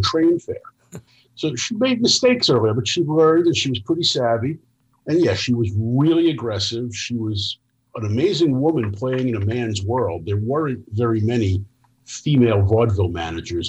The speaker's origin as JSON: {"language": "English", "town": "New York City", "region": "New York", "country": "United States", "tie": "born or raised there", "said": "I grew up in New York City"}